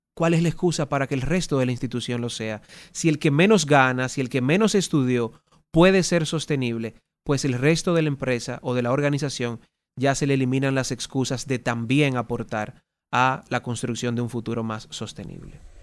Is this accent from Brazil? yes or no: no; Dominican Republic; Ganamos todos como dominicanos